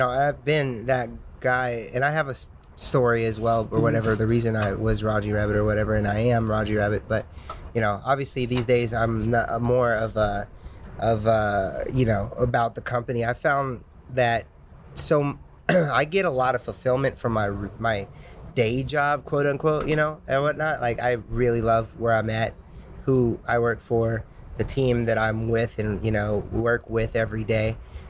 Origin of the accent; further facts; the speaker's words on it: Indiana, United States; now in California, United States; I've been telling people that since before I moved from Indiana to California.